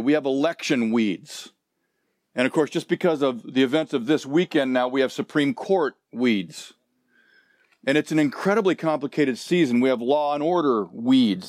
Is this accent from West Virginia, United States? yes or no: no; Southern California, United States; moved away as an adult; also born or lived in Nebraska; I grew up in Southern California, but after graduating from high school, I went back to Nebraska